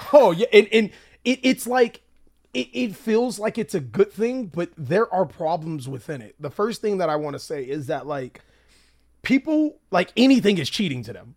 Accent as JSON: {"language": "English", "region": "California", "country": "United States", "said": "I'm from Cali"}